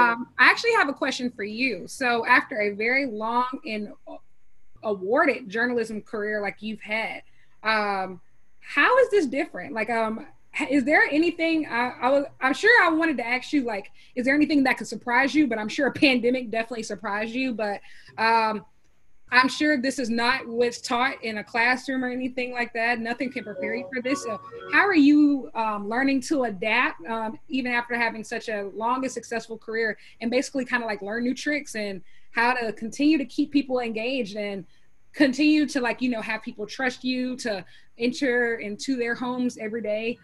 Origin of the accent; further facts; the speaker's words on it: Columbia, South Carolina, United States; I'm born in Columbia, South Carolina